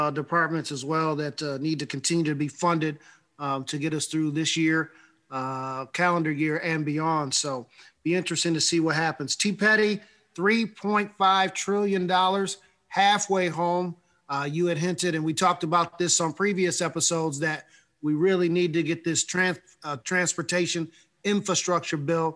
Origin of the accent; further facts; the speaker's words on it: New York, United States; one of the biggest states in the union, my home state